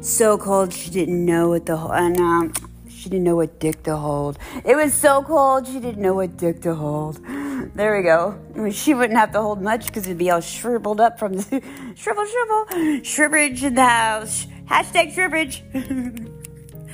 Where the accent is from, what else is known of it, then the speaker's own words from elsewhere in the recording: Pennsylvania, United States; moved away; I'm from Pennsylvania